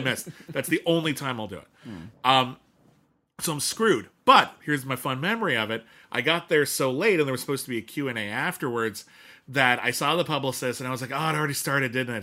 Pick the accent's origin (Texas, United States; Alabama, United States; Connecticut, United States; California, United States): California, United States; Pasadena; when I was growing up in Pasadena, California